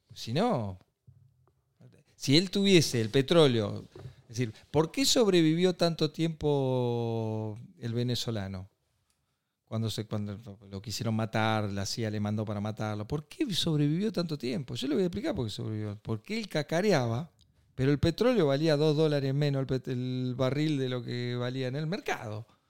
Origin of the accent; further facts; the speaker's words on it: Argentina; somos Argentina